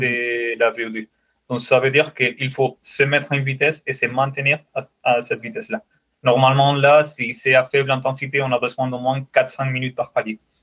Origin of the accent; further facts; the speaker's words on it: Spain; French is a second language; moved away as an adult; also born or lived in Saint-Etienne, France; now in France; je suis espagnol